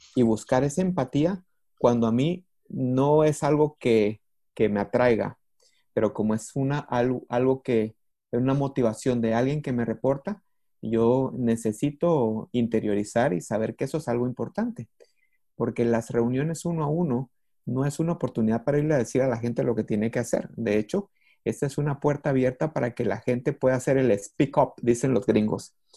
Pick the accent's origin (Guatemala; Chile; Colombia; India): Guatemala; moved away as an adult; now in Costa Rica; Efectivamente vivo en Costa Rica, pero soy guatemalteco